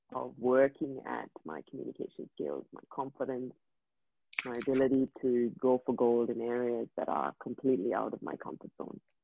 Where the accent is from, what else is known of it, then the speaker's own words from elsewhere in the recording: India; first language English; moved away as an adult; I grew up in India. Mm and uh, I grew up there for the for 23 years of my life